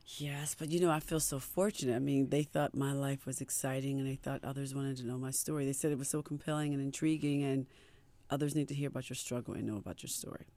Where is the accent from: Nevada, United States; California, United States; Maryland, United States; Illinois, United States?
Maryland, United States; Baltimore; we're all from Baltimore